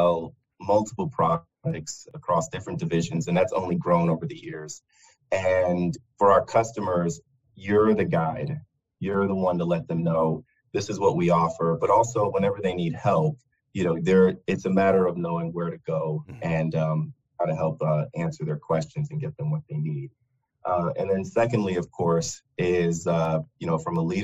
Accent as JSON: {"language": "English", "area": "north of Fort Myers", "region": "southwest coast of Florida", "country": "United States", "tie": "born or raised there", "also_born_or_lived": "Brooklyn, New York", "said": "grew up on the just on the southwest coast of Florida, just north of Fort Myers"}